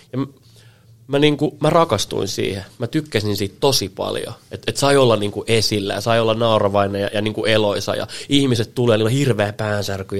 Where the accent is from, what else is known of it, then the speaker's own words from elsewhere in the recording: Helsinki, Uusimaa, Finland; also born or lived in Salo / Piikkiö; mä oon niin kuin Helsingissä kasvanut oikeastaan sit koko, koko niin kuin nuoruuden